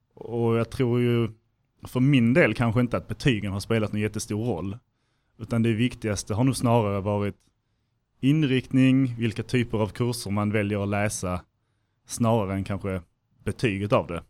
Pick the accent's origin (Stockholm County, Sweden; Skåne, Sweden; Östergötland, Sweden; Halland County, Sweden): Skåne, Sweden; Helsingborg; moved away as an adult; Jag kommer från Helsingborg från början, så liksom LTH var det naturliga valet